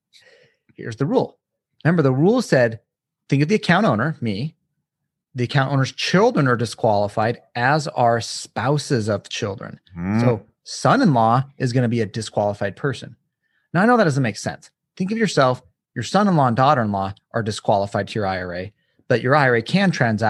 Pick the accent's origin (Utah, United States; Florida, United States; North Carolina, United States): Utah, United States; Little dig. I'm from Utah, so.